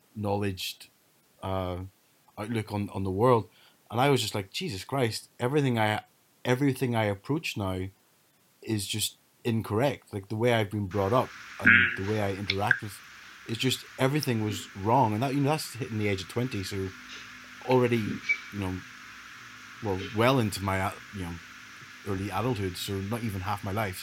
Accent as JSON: {"language": "English", "country": "Ireland", "tie": "born or raised there", "also_born_or_lived": "Leeds", "said": "growing up in Ireland, there was no alternative race than white"}